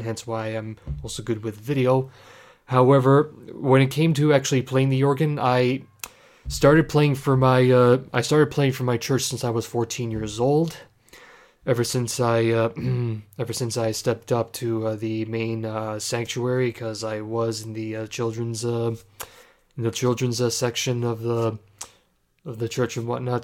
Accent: Ontario, Canada; I am from Canada, more specifically Ontario. I'm a proud Canadian.

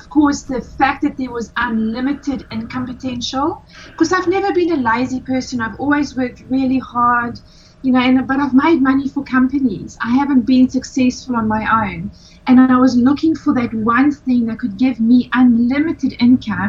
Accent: South Africa; moved away as an adult; now in Australia; I am originally from South Africa, been living in Australia for 17 years

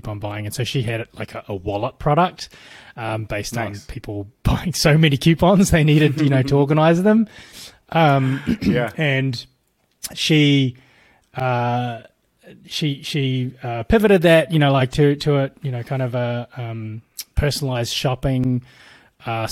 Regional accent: New Zealand; moved away as an adult; also born or lived in Bay Area, United States; now in United States; I'm from New Zealand originally.

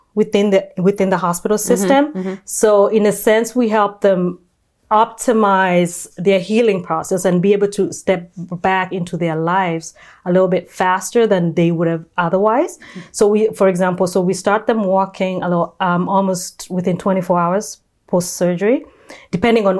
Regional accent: Kenya; now in California, United States; I was born and raised in Kenya

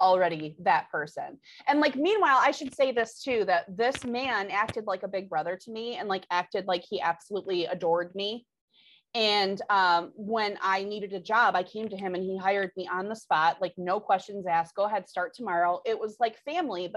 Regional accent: Michigan, United States; I'm from Michigan

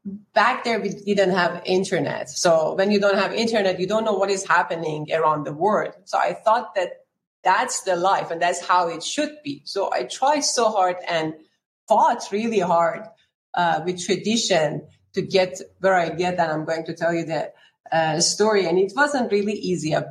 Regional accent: Tehran, Tehran Province, Iran; moved away; I am from Tehran, Iran, and that's where my journey started.

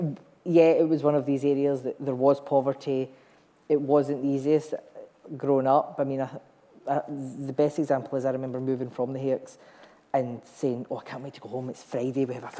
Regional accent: Kilwinning, Scotland, United Kingdom; born or raised there

